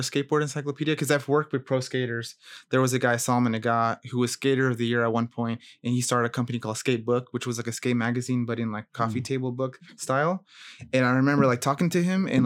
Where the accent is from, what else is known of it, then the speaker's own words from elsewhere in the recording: Gaithersburg, Maryland, United States; moved away as an adult; also born or lived in Rockville, Maryland; now in California, United States; I grew up in Gaithersburg, went to Prince George High School